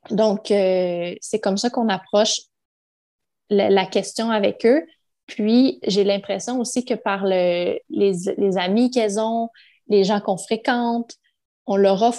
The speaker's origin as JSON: {"language": "French", "region": "Quebec", "country": "Canada", "tie": "born there", "said": "je suis née au Québec, je suis québécois."}